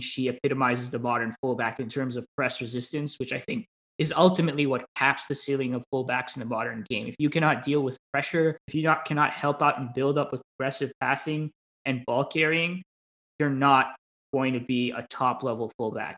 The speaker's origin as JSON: {"language": "English", "country": "United States", "said": "as an American"}